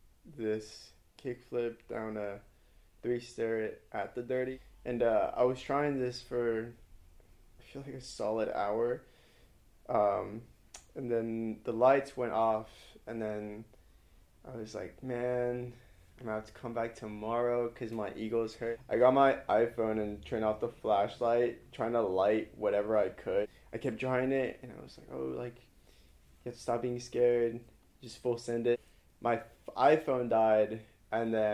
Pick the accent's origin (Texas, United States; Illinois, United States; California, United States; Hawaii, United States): California, United States; Hawthorne; moved away as an adult; now in Berkeley, United States; I am from Hawthorne, California, which is located in LA.